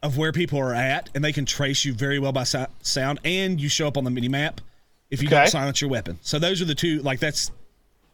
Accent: East Tennessee, United States; I'm from East Tennessee because I am

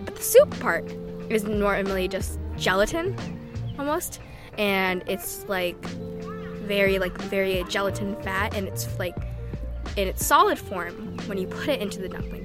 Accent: Shanghai, China; now in Detroit, United States; I grew up in Shanghai.

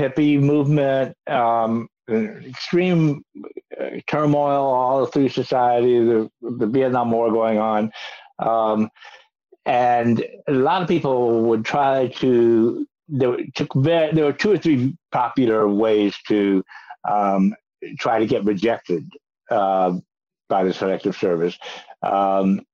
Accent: Kentucky, United States; I was a kid going to movies in my hometown in Kentucky

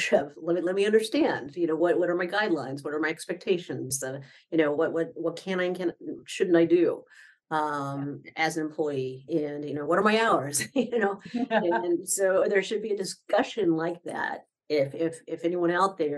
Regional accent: Midwest, United States; now in Orlando, United States; I grew up in the Midwest

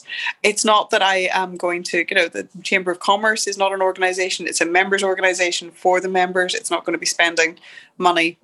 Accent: Derry, Northern Ireland, United Kingdom; moved away as an adult; I arrived back in Derry, and yes, it's my hometown. I grew up here

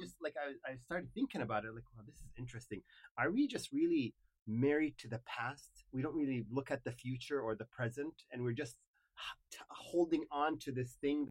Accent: Kuwait; English is a second language; moved away as an adult; also born or lived in Dallas, United States

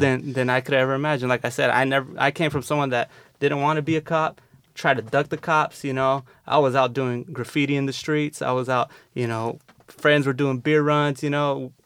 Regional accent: San Diego, California, United States; I grew up in the South Bay here in San Diego

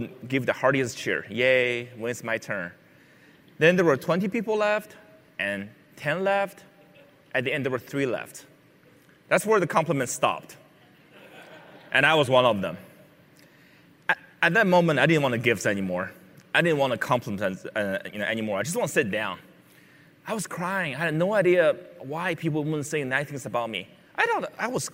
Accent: Beijing, China; When I was a six-year-old, I grew up in Beijing, China

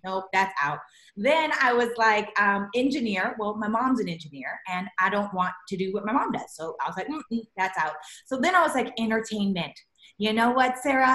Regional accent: Regina, Saskatchewan, Canada; moved away as an adult; now in Los Angeles, United States; I'm a Canadian raised girl. I was raised in Regina, Saskatchewan

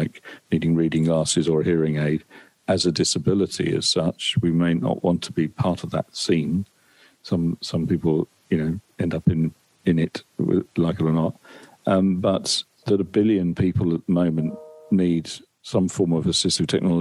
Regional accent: Essex, East of England, United Kingdom; my local town where I grew up in Essex

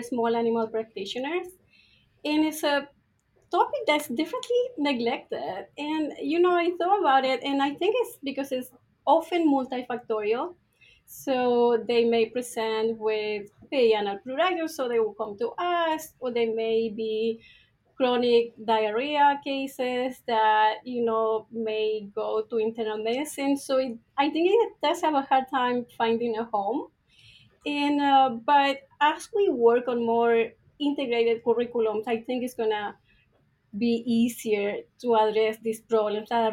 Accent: Chile; moved away as an adult; now in Ohio, United States; Yes, so I am from Chile. So I went to vet school there.

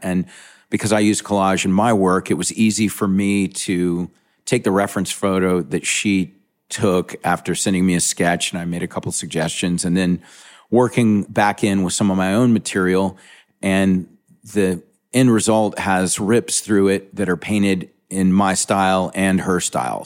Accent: Charleston, South Carolina, United States; I'm from Charleston, South Carolina. Growing up in Charleston, there wasn't a lot of hip culture

